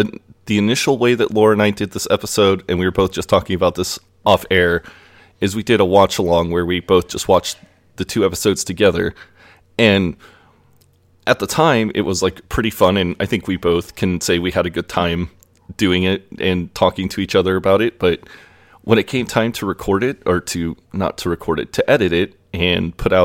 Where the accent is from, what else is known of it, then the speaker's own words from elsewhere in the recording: United States; I'm from America